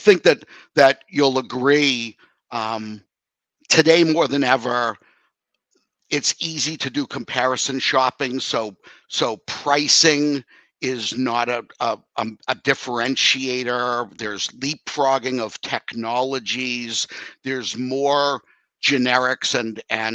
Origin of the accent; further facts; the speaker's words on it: Boston, Massachusetts, United States; moved away; also born or lived in New York; growing up in the Boston area, basic Dunkin' Donuts is how we grew up